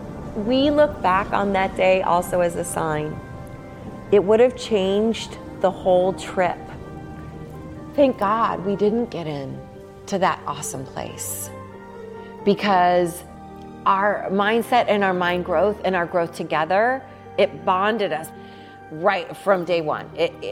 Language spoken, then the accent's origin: English; United States; we're from the U.S.